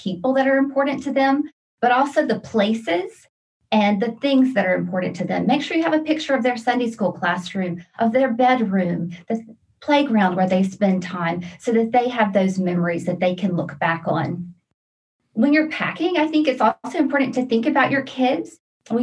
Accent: Louisiana, United States; moved away as an adult; also born or lived in Brazil / Romania / Czech Republic; now in Virginia, United States; I'm originally from Louisiana

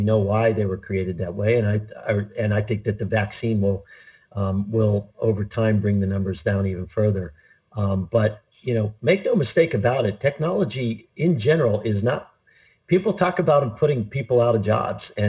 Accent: Pittsburgh, Pennsylvania, United States; I grew up in Pittsburgh, Pennsylvania, I was surrounded by people in the steel mills

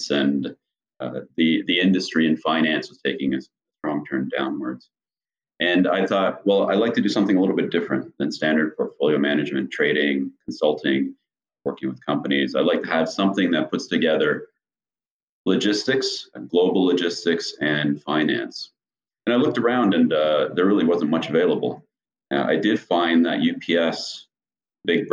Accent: Canada; moved away as an adult; also born or lived in Mexico City, Mexico / Dallas, United States; now in United States; originally from Canada and growing up in Canada and working in Canada

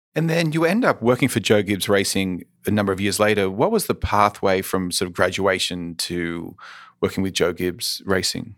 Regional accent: Australia; now in United States; growing up in Australia

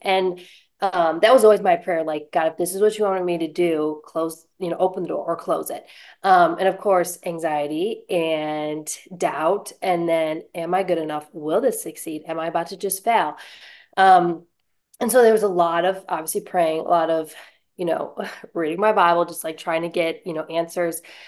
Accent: Buffalo, New York, United States; moved away as an adult; now in Lynchburg, United States; I'm originally from Buffalo, New York

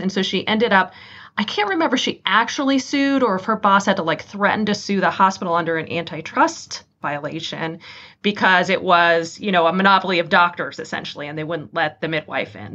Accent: Santa Cruz, California, United States; moved away as an adult; also born or lived in Boston / Michigan; now in Detroit, United States; I grew up in a little hippie beach town called Santa Cruz, little surfer town in the central coast of California.

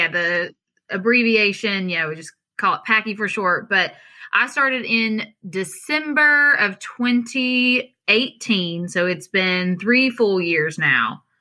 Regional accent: Kentucky, United States; I'm originally from Eastern Kentucky, um, and we moved to Central Kentucky. I guess I was older, but still in elementary school, fourth, fifth grade. So moved to Central Kentucky, and that's been my home since then.

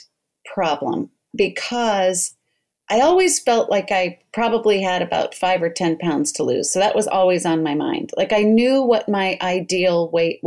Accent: Colorado, United States; also born or lived in New York; now in Portland, United States; I'm in Portland, Oregon, but I grew up in Colorado and I was home visiting.

